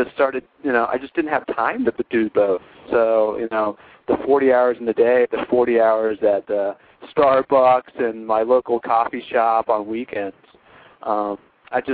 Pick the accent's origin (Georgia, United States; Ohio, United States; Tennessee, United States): Ohio, United States; I'm from Ohio